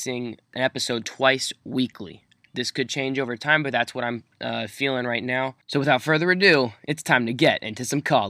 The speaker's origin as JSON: {"language": "English", "town": "Lancaster", "region": "Pennsylvania", "country": "United States", "said": "I'm from Lancaster, PA"}